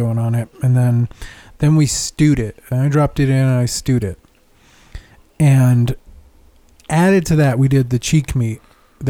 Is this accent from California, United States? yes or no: yes; California, United States; I was born in California